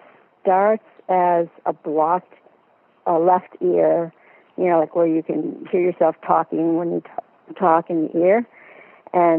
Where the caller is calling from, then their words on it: Desert Hot Springs, California, United States; I am calling from Desert Hot Springs, California